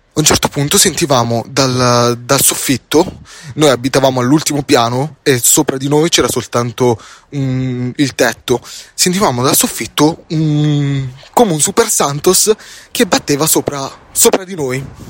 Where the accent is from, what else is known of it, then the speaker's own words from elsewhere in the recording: Palermo, Sicily, Italy; in siciliano perché io sono palermitano